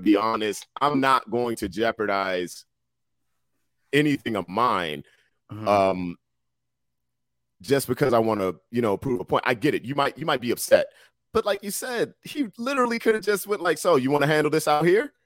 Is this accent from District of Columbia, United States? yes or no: yes; Washington, District of Columbia, United States; I grew up in Southeast DC